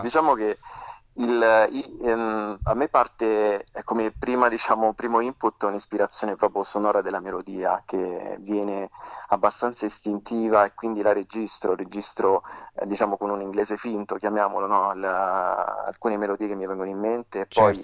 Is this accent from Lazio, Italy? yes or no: yes; Frosinone, Lazio, Italy; moved away as an adult; now in Rome, Italy; Io sono nato a Frosinone all'età di di vent'anni mi sono trasferito a Roma